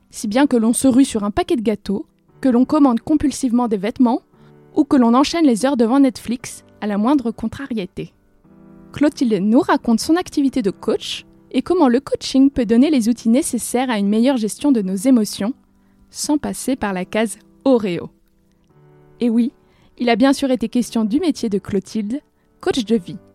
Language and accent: French; Courbevoie, Île-de-France, France; j'ai grandi à Courbevoie, euh, donc en toute proche région